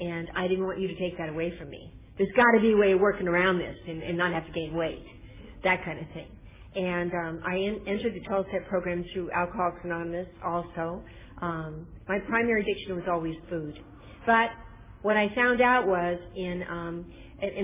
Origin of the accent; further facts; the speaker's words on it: Northern California, United States; I'm from Northern California